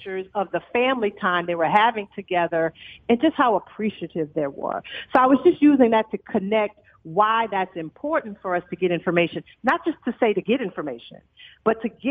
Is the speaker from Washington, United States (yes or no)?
no; New Orleans, Louisiana, United States; moved away as an adult; now in Dallas, United States; I grew up, you know, I'm originally from New Orleans